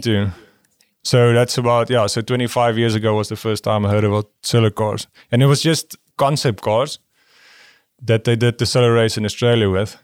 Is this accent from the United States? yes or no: no; South Africa; moved away; the people I grew up with in South Africa